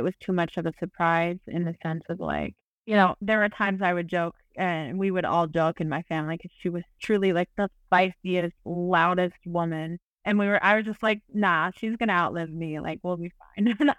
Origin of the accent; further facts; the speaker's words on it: Delaware, United States; I grew up in Delaware, but all of my family is from New York